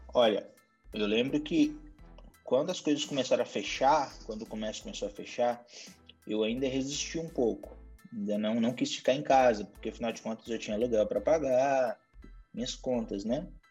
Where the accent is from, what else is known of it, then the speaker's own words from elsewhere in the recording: Montes Claros, Minas Gerais, Brazil; moved away as an adult; also born or lived in New York / Los Angeles; Eu sou de Montes Claros, norte de Minas Gerais